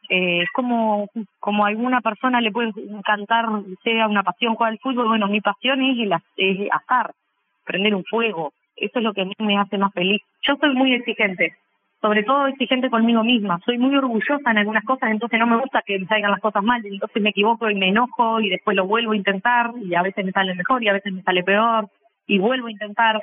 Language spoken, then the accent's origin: Spanish; Sarandí del Yí, Durazno, Uruguay; moved away as an adult; now in Montevideo, Uruguay; soy del interior del país, de Sarandí de Sí, pero vivo en Montevideo hace 12 años que me vine a estudiar